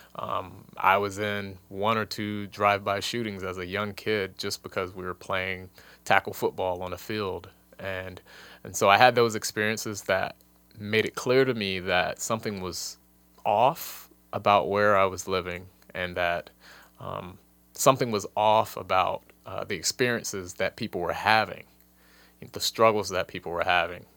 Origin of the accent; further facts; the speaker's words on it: Washington, District of Columbia, United States; moved away; also born or lived in Nebraska; I grew up in Washington, D C